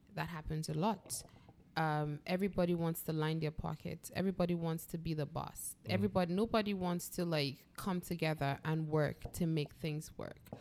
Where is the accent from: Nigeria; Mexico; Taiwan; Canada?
Nigeria; we have a trust issue as Nigerians that kind of keeps us away from other Nigerians